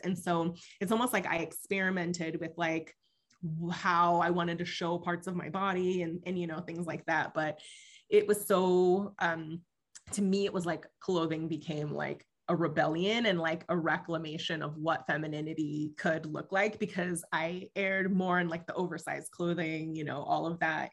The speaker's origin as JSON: {"language": "English", "region": "West Coast", "country": "United States", "tie": "born or raised there", "second_language": "English", "said": "growing up on the West Coast"}